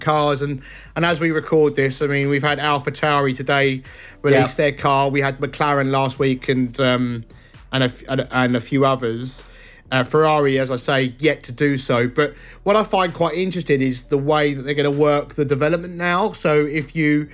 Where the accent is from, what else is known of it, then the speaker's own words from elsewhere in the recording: England, United Kingdom; as an Englishman